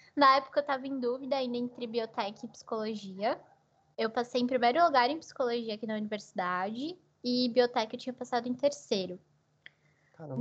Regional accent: São José do Rio Preto, São Paulo, Brazil; moved away as an adult; also born or lived in Marília, Brazil; now in Portugal; eu nasci no interior de São Paulo, né, na cidade de Marília, mas eu cresci em São José do Rio Preto

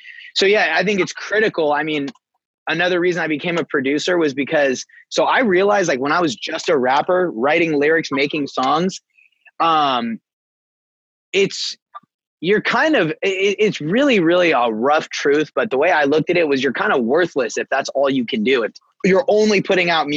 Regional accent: Bay Area, California, United States; From California, from the Bay Area

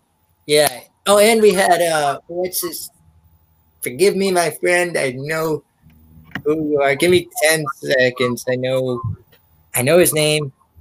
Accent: Pennsylvania, United States; I'm from Pennsylvania

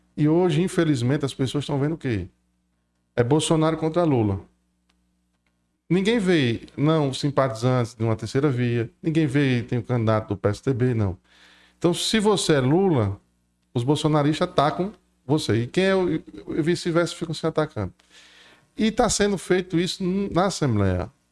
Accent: Paraíba, Brazil; moved away as an adult; also born or lived in Rio Grande do Norte; now in Crato, Brazil; Vim da Paraíba, nasci no Rio Grande do Norte, mas fui criado na Paraíba e estou há 15 anos aqui no, no nosso Cratinho de Açúcar

